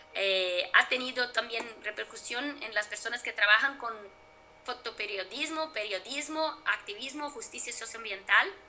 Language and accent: Spanish; Brazil; mi país, Brasil